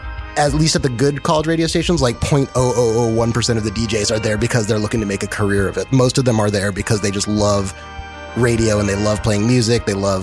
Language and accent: English; El Paso, Texas, United States; I'm originally from Texas. I'm actually going back there tomorrow.